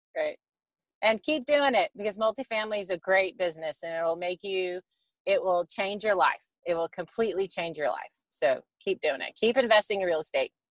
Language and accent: English; Texas, United States; I grew up in Texas